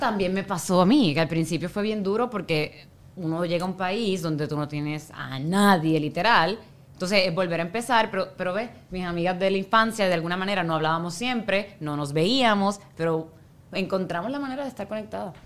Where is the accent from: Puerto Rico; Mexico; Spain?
Puerto Rico; moved away; yo soy puertorriqueña, cuando vamos a Puerto Rico